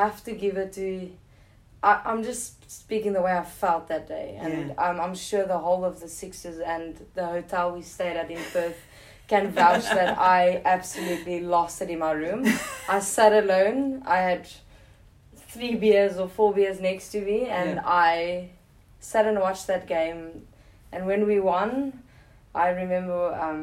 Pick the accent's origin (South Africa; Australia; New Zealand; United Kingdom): South Africa; being a South African cricketer or yeah. sports person